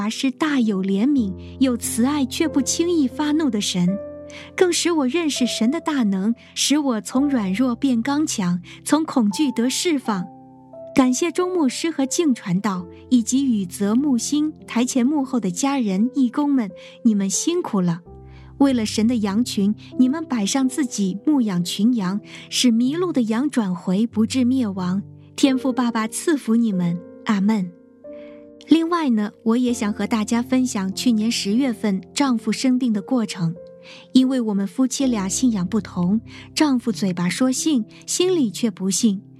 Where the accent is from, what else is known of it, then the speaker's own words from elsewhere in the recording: Hebei, China; 我来自河北，生长在农村，家里是聚会点，信徒约有二十几个人。